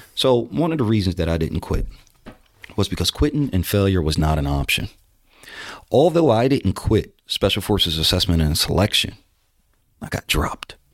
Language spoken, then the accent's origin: English; New Jersey, United States; moved away; back in my hometown in New Jersey